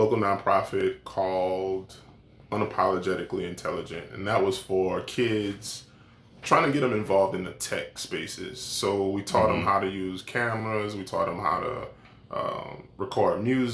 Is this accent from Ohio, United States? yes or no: no; Houma, Louisiana, United States; I'm from Houma. I grew up on the east side. I went to Ellender Memorial High School